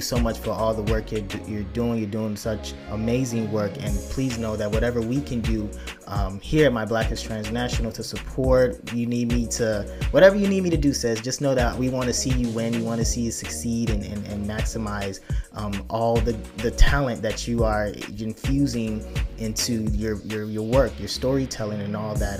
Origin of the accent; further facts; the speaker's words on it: Lagos, Nigeria; I was born in Lagos, Nigeria